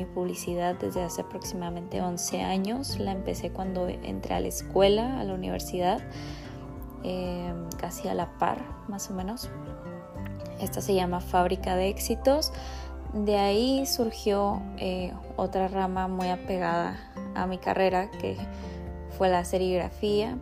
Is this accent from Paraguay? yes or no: no; Rosarito, Baja California, Mexico; soy de Rosarito, Baja California